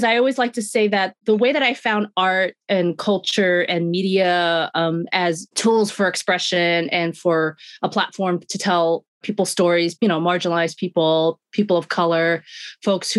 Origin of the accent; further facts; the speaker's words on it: New York City, New York, United States; I grew up in Sunset Park, Brooklyn, born and raised